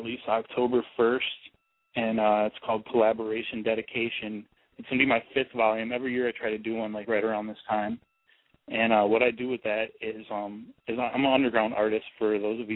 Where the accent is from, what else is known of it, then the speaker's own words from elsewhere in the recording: Milwaukee, Wisconsin, United States; now in Tampa Bay area, United States; back in Milwaukee, my hometown